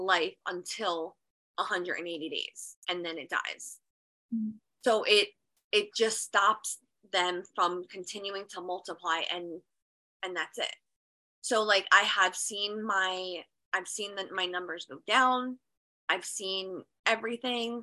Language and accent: English; New Jersey, United States; I'm from New Jersey, and I actually go to the Genesis Center in Georgia